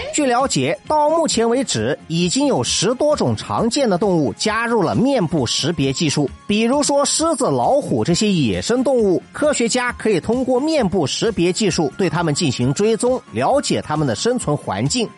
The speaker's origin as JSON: {"language": "Chinese", "country": "China", "tie": "born or raised there", "said": "作为一个土生土长的中国人"}